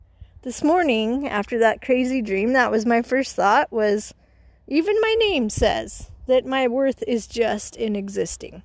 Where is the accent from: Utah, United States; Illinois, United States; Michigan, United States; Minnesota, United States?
Utah, United States; Growing up in Utah